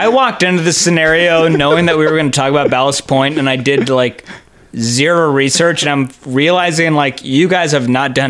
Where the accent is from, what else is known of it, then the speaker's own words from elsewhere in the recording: San Diego, California, United States; I'm from San Diego